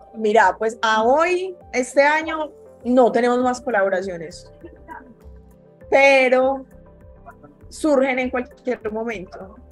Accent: Medellín, Antioquia, Colombia; also born or lived in New York; Yo nací en Nueva York, pero toda la vida he vivido acá en Medellín.

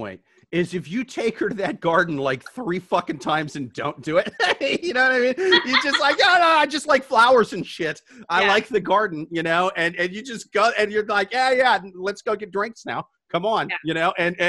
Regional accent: Midwest, United States; Yeah, dude, I'm from the Midwest. That's the traditional way.

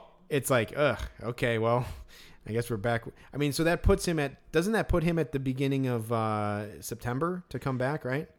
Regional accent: Chicago, Illinois, United States; growing up in Chicago

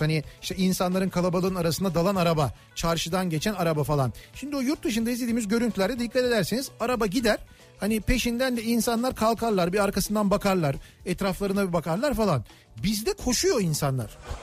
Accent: Istanbul, Turkey; ahşap bir evde doğdum büyüdüm ben. Benim çocukluğumda Koca Mustafa Paşa'da evlerin çoğunluğu

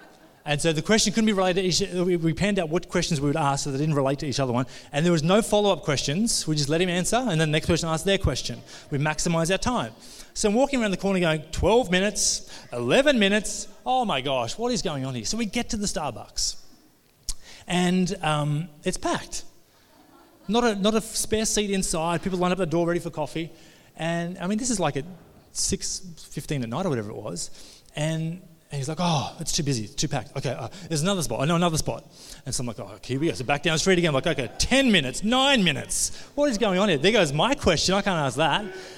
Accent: Australia; We come all the way from Australia, John, and he's just walking us around the streets.

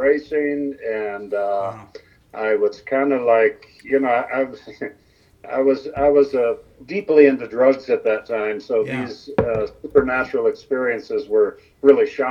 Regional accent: Toledo, Ohio, United States; Was born and raised in Toledo, Ohio.

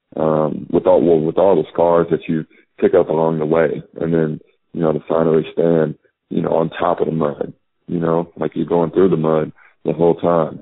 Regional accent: Illinois, United States; being from Illinois

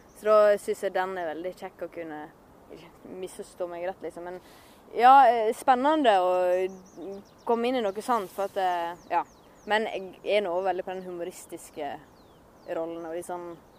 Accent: Håndalen, Sogn og Fjordane, Vestland, Norway; Jeg er fortsatt fra Håndalen, og jeg er fortsatt fra Sogn og Fjordane.

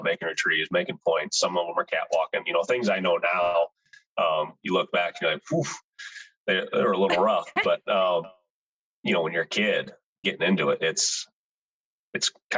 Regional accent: Sparta, Michigan, United States; moved away as an adult; now in South Dakota, United States; I grew up in Michigan, Sparta, Michigan, kind of Grand Rapids area

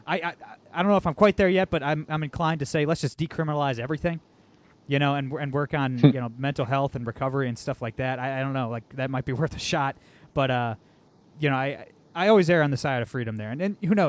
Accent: Toledo, Ohio, United States; I'm from Toledo, Ohio, too

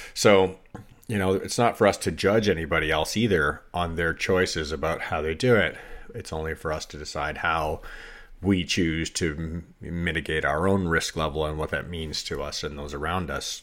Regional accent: United States; as an American living in America

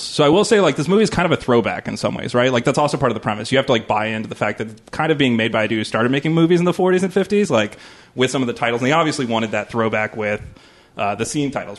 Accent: Southern California, United States; growing up in Southern California

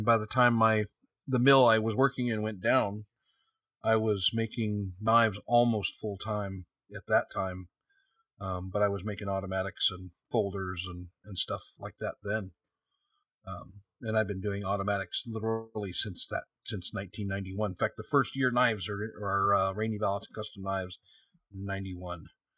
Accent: San Jose, California, United States; also born or lived in Sunnyvale, California; I was born and raised in San Jose, California, Sunnyvale, California.

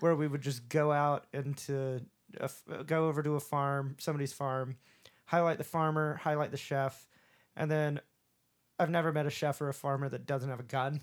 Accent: the South, United States; accent: southern; my southern accent pokes out all the time

